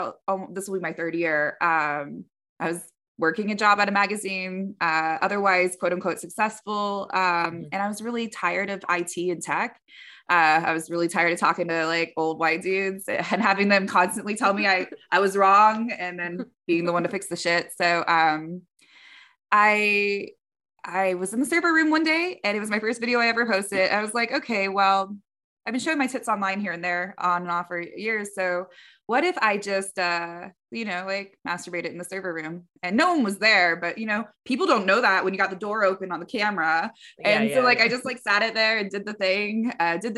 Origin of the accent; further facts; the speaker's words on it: Canyon Lake, Texas, United States; also born or lived in Bay Area, California; now in Portland, United States; I was born in Atascosa, so county. I lived right outside Bexar County in Canyon Lake, so San Antonio area, a little bit south. When I tell people that I grew up in a green, rolling hills, beautiful lakes and rivers